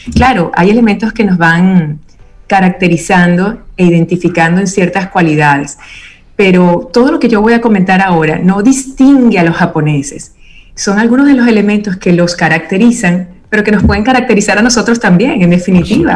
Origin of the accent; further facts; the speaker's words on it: Venezuela; crecí en Venezuela, con mi familia materna italiana